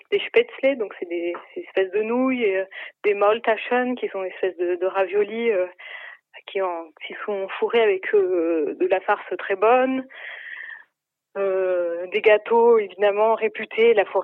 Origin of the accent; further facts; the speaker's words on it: Aix-en-Provence, Provence-Alpes-Côte d'Azur, France; now in Germany; je suis originaire d'Aix-en-Provence.